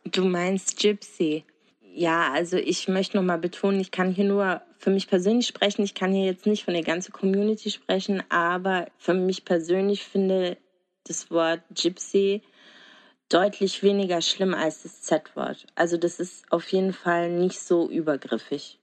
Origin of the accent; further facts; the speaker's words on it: Germany; aus Deutschland